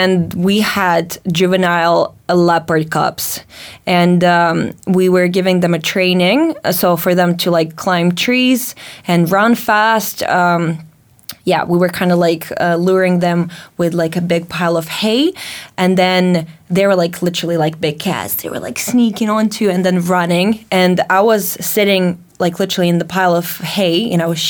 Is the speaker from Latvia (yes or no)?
yes; Latvia; moved away; growing up in Latvia